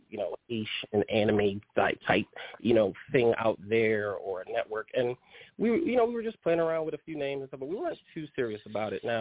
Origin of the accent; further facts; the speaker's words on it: New York City, New York, United States; accent: New York; first language Haitian Creole; English is a second language; now in Tyler, United States; I hail from Brooklyn, New York.